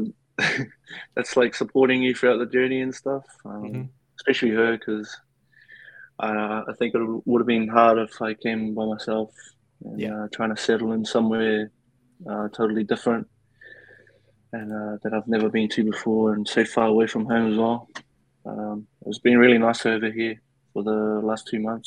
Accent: Tonga; moved away; also born or lived in New Zealand; I was born in Tonga.

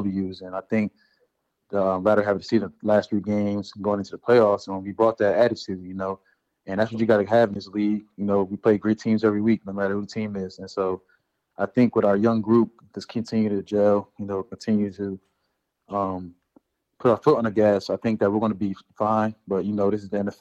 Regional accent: New Jersey, United States; moved away as an adult; now in Green Bay, United States; I'm from Jersey

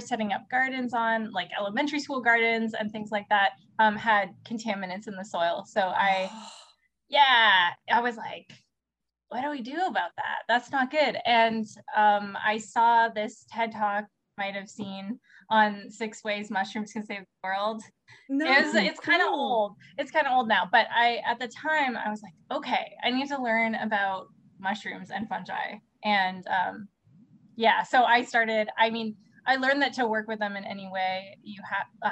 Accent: Canada; moved away as an adult; now in Riverside, United States; I'm actually from Canada. Originally.

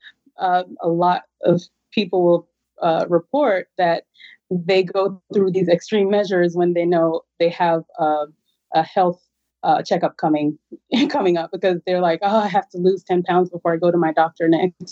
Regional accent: Jamaica; moved away; I'm originally from Jamaica

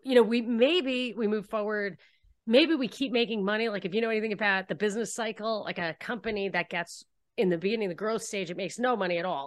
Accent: New York, United States; moved away as an adult; also born or lived in Texas; I grew up in New York

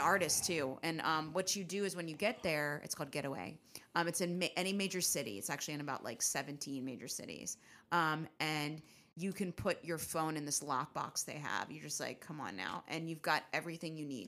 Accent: Richmond, Virginia, United States; now in New York, United States; growing up in Richmond, Virginia

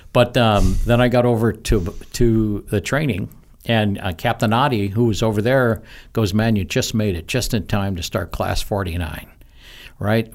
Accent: Missouri, United States; moved away as an adult; also born or lived in St. Louis, Missouri / Imperial Beach, California; I grew up in Missouri, a farm boy. Uh, moved to the big city

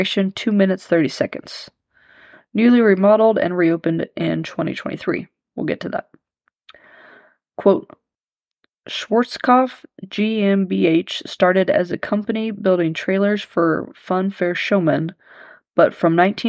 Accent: Leavenworth, Kansas, United States; downtown Leavenworth, my hometown

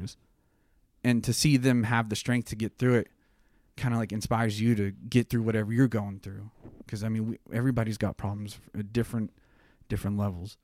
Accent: Tulsa, Oklahoma, United States; We're from Tulsa in the music scene.

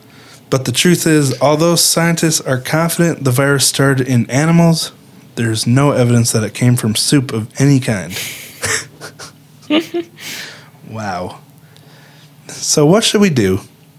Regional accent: Bay Shore, New York, United States; born there; I was born in Bayshore, New York, a couple years after this happened.

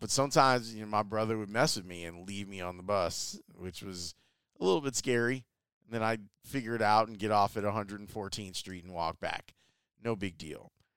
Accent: Chicago, Illinois, United States; also born or lived in Flossmoor, Illinois; I grew up in Roseland, or I guess technically Washington Heights. A hundred and twelfth and Halsted, around there is where I grew up

